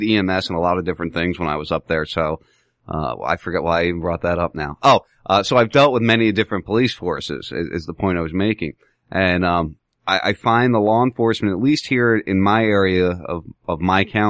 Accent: Medford, New Jersey, United States; also born or lived in Pennsylvania; now in Englewood, Florida, United States; I lived in New Jersey most of my life, and I lived in Pennsylvania a little bit

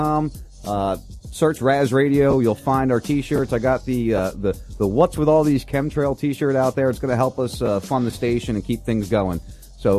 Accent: New Jersey, United States; I grew up in South Jersey right outside Philly, about 20 minutes outside Camden

